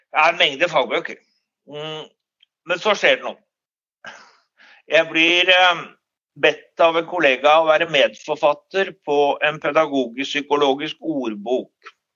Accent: Oslo, Norway; moved away as an adult; now in Stavanger, Norway; Jeg er opprinnelig fra Oslo, Ehm, men flyttet til Stavanger i 1984 eh, og har vært her siden

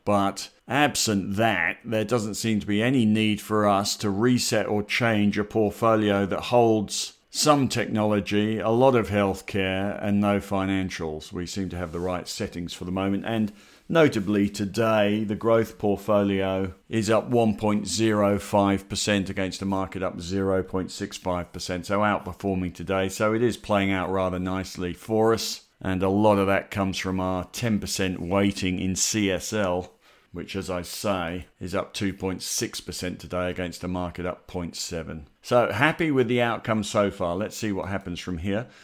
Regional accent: Australia; we're Australian

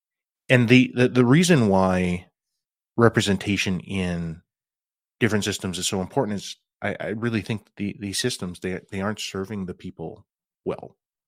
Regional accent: Regina, Saskatchewan, Canada; I grew up in Regina, Saskatchewan, you know, homeland of the Métis. I can trace my ancestry back to Red River.

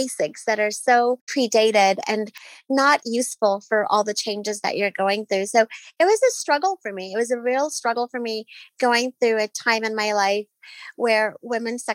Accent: Nairobi, Kenya; I grew up in Nairobi, Kenya, in a very traditional, strict Muslim household.

